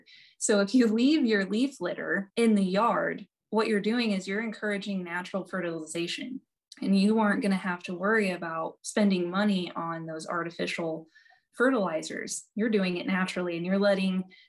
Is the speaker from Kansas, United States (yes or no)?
yes; Norton, Kansas, United States; So I grew up in Northwest Kansas around Norton, like in Norton, Decatur County.